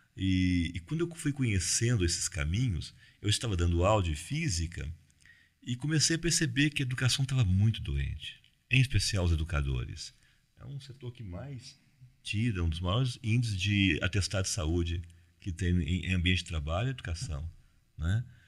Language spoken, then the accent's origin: Portuguese; Cerrado, Brazil; eu sou do Cerrado